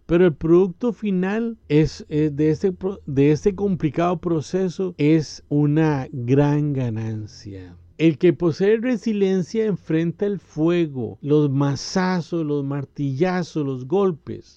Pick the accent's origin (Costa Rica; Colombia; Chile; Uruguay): Costa Rica; En mi país, Costa Rica, hay una frase popular del pueblo